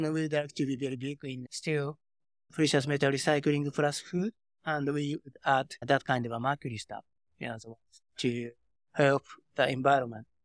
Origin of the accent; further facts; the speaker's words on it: Tokyo, Japan; English is a second language; moved away as an adult; also born or lived in Silicon Valley, United States; I spent six years in Silicon Valley, and okay, I was born and raised in Tokyo, uh, Japan